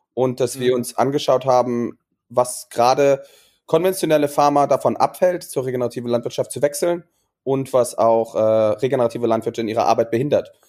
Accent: Germany; moved away as an adult; also born or lived in Maastricht / Portugal; ich bin auf dem Land groß geworden

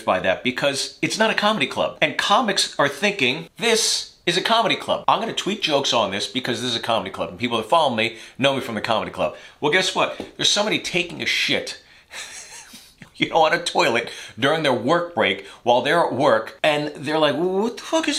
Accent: United States; I'm an American

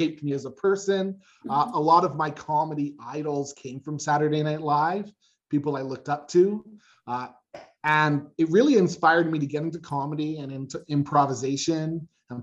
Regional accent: Canada; I'm from Canada

